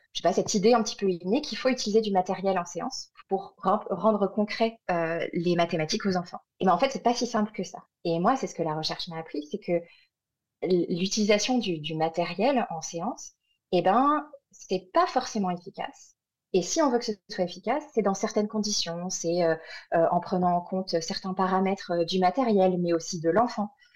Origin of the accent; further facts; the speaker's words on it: France; moved away as an adult; also born or lived in Montreal, Canada; quand on est orthophoniste française, qu'on est diplômé de France ou de Belgique ou de Suisse